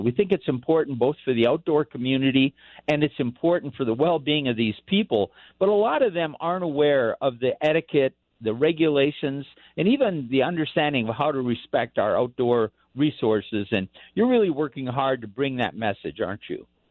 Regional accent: Bob Dylan's hometown, Minnesota, United States; now in Colorado, United States; Very well known man from my hometown

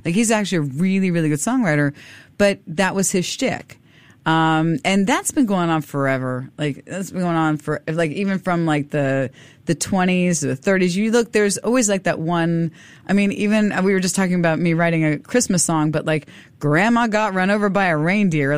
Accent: Miami, Florida, United States; also born or lived in South Korea / Europe; now in Singapore; I'm from Miami

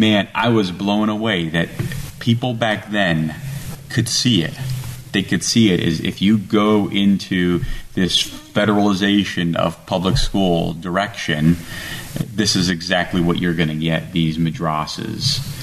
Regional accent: Romania; now in United States; I come from Romania

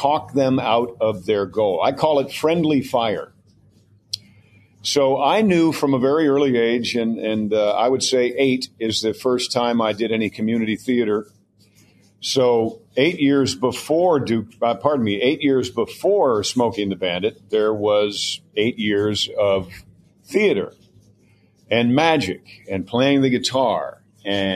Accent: Mount Kisco, New York, United States; moved away; I'm a storyteller who used to go to the double feature on Saturday in Mount Kisco, New York. I'm from New York

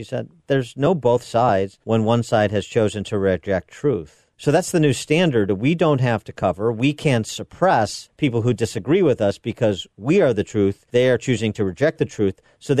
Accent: Illinois, United States; my home state Senator Tammy Duckworth

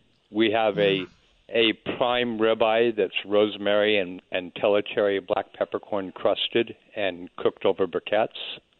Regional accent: Chicago, Illinois, United States; also born or lived in San Diego, California; now in New Orleans, United States; Originally, I'm from Chicago, but I spend a lot of time in Southern California.

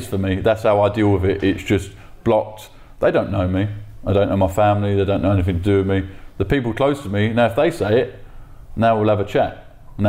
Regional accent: London, United Kingdom; I'm from South London. I've always been from South

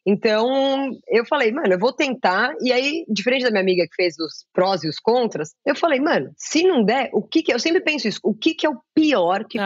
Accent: Brazil; como brasileira

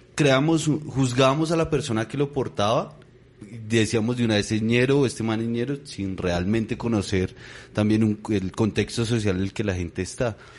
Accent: Bogotá, Colombia; yo crecí en el Tunal

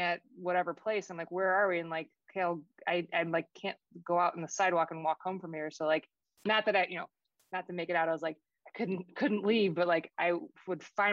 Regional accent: Chicago, Illinois, United States; moved away as an adult; also born or lived in Oak Lawn, Illinois / Boston; now in New Hampshire, United States; Going to college in Boston, growing up in Chicago, moving back to Chicago as an adult, and now living in this like New Hampshire

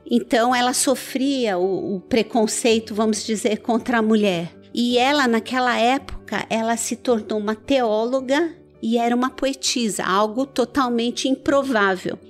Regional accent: Iran; also born or lived in Brazil; now in São Caetano do Sul, Brazil; eu primeiro nasci no Irã, né? E vim para o Brasil com os meus pais

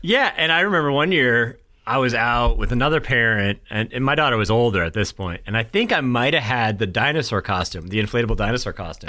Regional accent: New Hampshire, United States; now in North Carolina, United States; super small town where I grew up in New Hampshire

